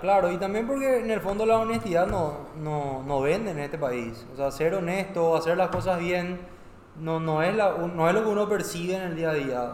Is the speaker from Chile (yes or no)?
no; Paraguay; yo no soy menos paraguayo